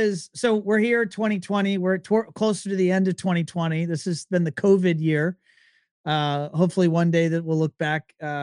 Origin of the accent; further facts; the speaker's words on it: Virginia, United States; I'm from Virginia